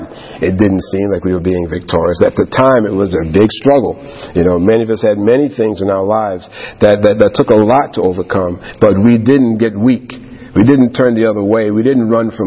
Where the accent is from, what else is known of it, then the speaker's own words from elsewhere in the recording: New York, United States; like any other young man growing up in New York